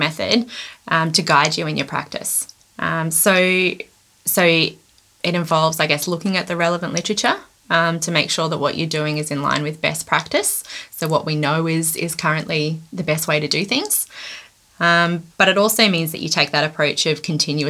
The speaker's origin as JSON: {"language": "English", "town": "Byron Bay", "region": "New South Wales", "country": "Australia", "tie": "born or raised there", "said": "I grew up near Byron Bay in Australia, which is it's on the north coast."}